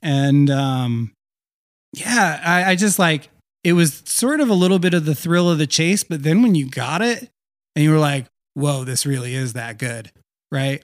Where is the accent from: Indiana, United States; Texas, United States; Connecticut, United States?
Connecticut, United States; Meriden; also born or lived in Vermont; I'm, I'm originally from Meriden, Connecticut. Uh, so kind of like, I guess, the crossroads of Connecticut. Uh, technically the Silver City of of, uh, I think Connecticut too, or something like that. Anyway, so, uh, I grew up there